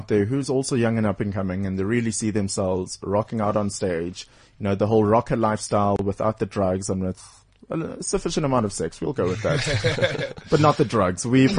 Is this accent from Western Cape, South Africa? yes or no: no; Durban, KwaZulu-Natal, South Africa; I'm from Durban too.